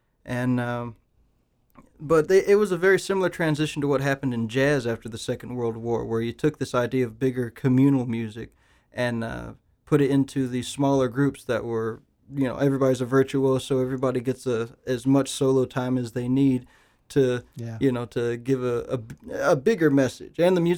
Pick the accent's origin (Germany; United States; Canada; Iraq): United States; Phoenix, Arizona; now in North Carolina, United States; I came over from Phoenix, Arizona to North Carolina. I came to Appalachian State University, went to an event called the Black Banjo Gathering